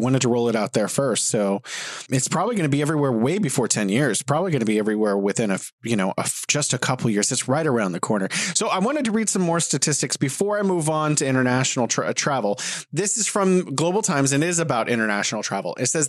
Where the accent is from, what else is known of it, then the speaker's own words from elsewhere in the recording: United States; moved away as an adult; also born or lived in California; now in China; I wanted to talk about this as an American